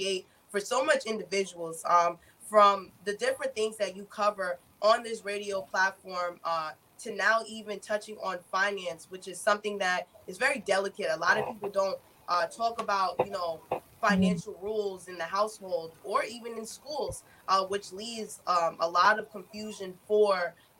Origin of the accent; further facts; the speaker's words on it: New York, United States; I'm 25 years old. I'm also from New York, and that's where I currently reside.